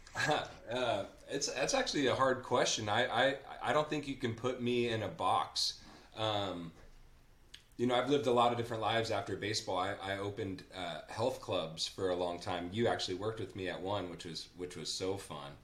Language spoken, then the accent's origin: English; Napa, California, United States; when I was growing up in Napa, I grew up with my grandpa